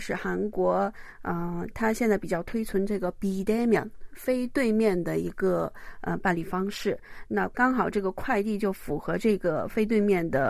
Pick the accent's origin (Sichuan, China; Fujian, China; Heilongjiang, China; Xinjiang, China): Heilongjiang, China; Mudanjiang; born there; 然后呢，我出生在牡丹江，然后我的亲戚在吉林给我落户口的时候，把雷写成了雪字。